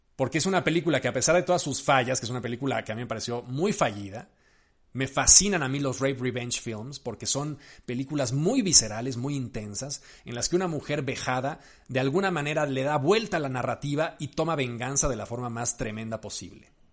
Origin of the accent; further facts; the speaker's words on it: Mexico; yo soy mexicano